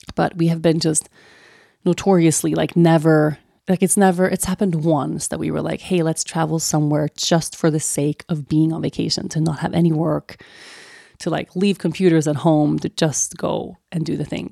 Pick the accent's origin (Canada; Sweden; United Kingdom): Sweden; moved away; growing up in Sweden